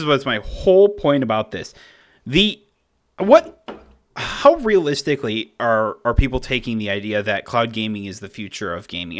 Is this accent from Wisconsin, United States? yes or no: yes; Cross Plains, Wisconsin, United States; now in Middleton, United States; my hometown of Cross Plains